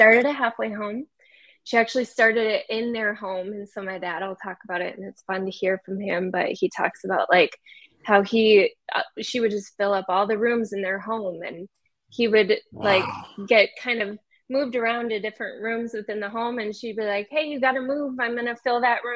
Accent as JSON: {"language": "English", "area": "Wisconsin area", "region": "Minnesota", "country": "United States", "moved": "as an adult", "lives_now": "Salt Lake City, United States", "said": "I came from Minnesota, Wisconsin area. Actually just moved to Salt Lake about a year ago, so we've already decided we're not going back to Minnesota"}